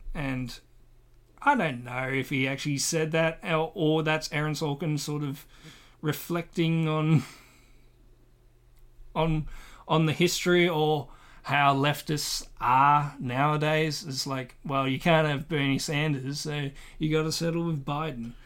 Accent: Australia; I am Australian

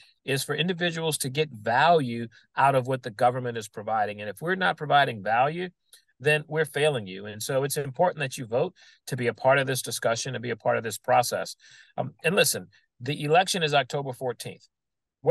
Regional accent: New Orleans, Louisiana, United States; a kid growing up in New Orleans

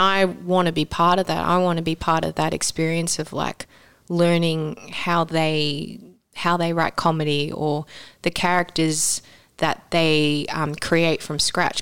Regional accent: Sydney, New South Wales, Australia; moved away; growing up in Sydney

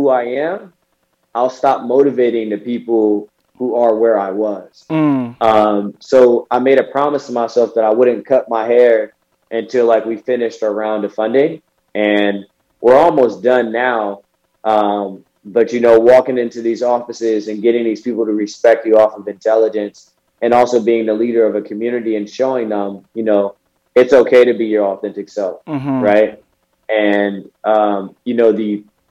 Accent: the Bay Area, California, United States; I'm from the Bay

